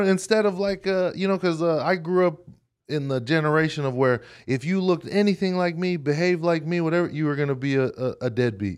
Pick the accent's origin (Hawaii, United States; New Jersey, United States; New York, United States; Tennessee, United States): Hawaii, United States; moved away as an adult; now in Utah, United States; I grew up in Hawaii, and then when I came to Utah